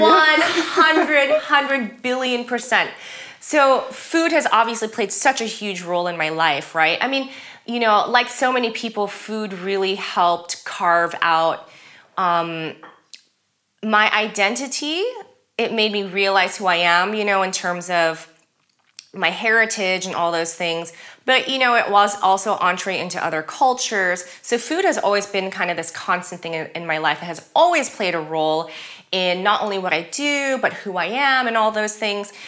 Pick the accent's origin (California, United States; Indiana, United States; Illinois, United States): California, United States; Los Angeles; first language German; English is a second language; moved away; also born or lived in Germany; living and growing up in Los Angeles, you just live and grow up in a very kind of diverse community